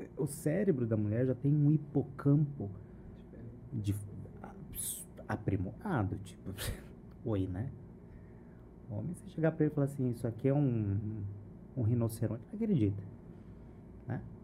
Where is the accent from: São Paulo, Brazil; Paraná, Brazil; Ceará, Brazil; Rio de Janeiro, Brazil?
Paraná, Brazil; Cambé; eu não sou londrina, eu sou de Cambé